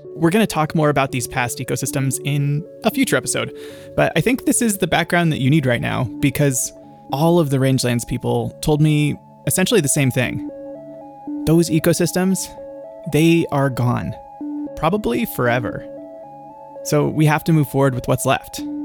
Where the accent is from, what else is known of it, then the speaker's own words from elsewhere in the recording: California, United States; in my experience of growing up in California, every afternoon, like clockwork, two items emerge from the pantry a bottle of wine and some cheese.